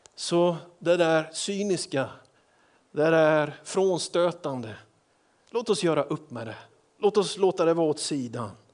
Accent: Småland, Sweden; Jag är ju smålänning

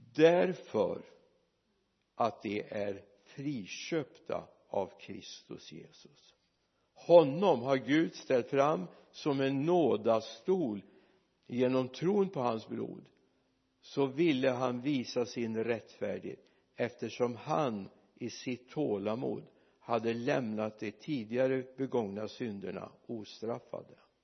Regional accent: Mariestad, Västra Götaland, Sweden; moved away; jag var hemma i Mariestad

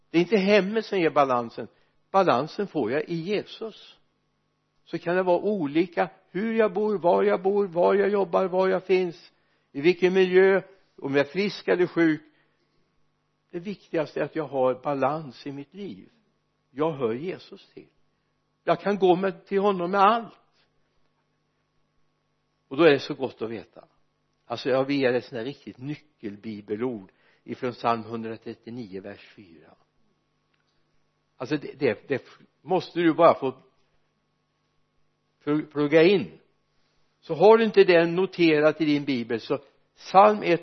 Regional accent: Mariestad, Västra Götaland, Sweden; born or raised there

